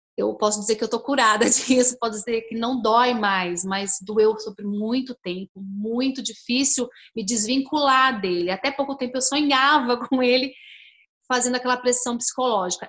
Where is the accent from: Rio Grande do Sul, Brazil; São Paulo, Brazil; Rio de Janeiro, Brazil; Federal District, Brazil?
São Paulo, Brazil; now in Curitiba, Brazil; Eu moro em Curitiba, mas eu nasci em São Paulo